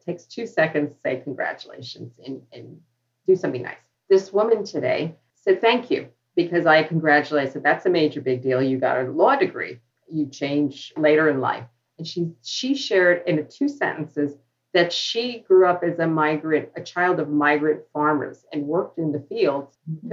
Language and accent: English; New York City, New York, United States; born or raised there; accent: New York